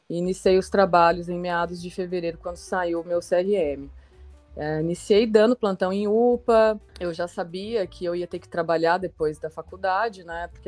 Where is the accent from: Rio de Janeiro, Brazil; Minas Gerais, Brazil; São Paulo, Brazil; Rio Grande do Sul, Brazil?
São Paulo, Brazil; Ribeirão Preto; Eu tenho 34 anos, sou nascida e formada em Ribeirão Preto.